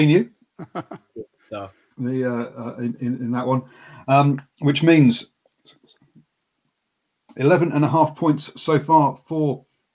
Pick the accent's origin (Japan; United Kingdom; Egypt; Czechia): United Kingdom; England; Me and being English